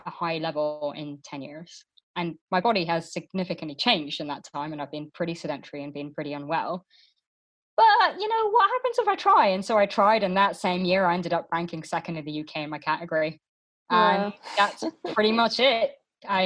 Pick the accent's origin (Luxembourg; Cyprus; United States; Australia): Luxembourg; now in United Kingdom; when I grew up in Luxembourg